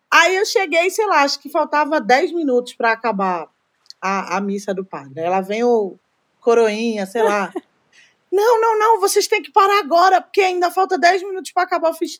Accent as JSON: {"language": "Portuguese", "town": "Recife", "region": "Pernambuco", "country": "Brazil", "also_born_or_lived": "Olinda", "moved": "yes", "lives_now": "São Paulo, Brazil", "said": "eu sou de Recife"}